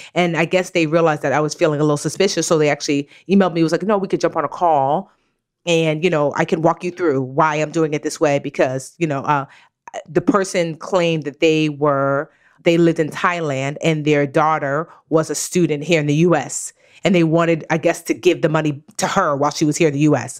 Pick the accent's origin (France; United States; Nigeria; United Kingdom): Nigeria; I'm Nigerian